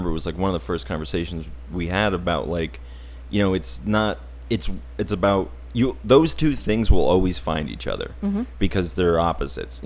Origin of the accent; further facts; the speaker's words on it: Auburn, United States; I was raised in Auburn on a little farm.